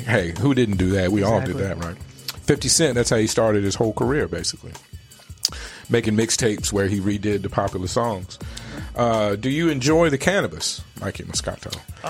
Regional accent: Richmond, Virginia, United States; moved away as an adult; now in Arizona, United States; I grew up in Richmond, Virginia, and I just moved here 3 years ago. Mm-hmm. So other than college, most of my life I spent in Richmond.

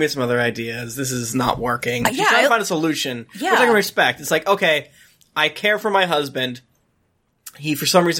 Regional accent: Florida, United States; I'm from Florida

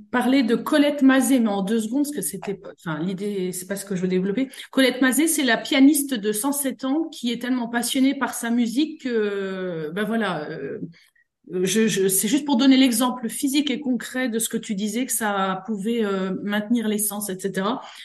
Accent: Meuse, Grand Est, France; je viens de la Meuse

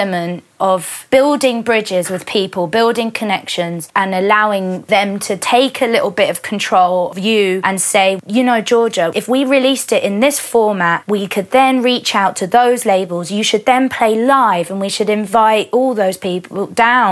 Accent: London, United Kingdom; I would always identify myself as a Londoner

